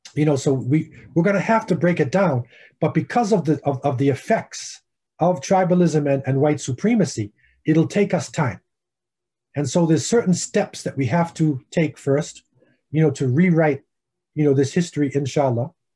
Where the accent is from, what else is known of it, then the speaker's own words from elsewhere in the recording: United States; I'm Afro American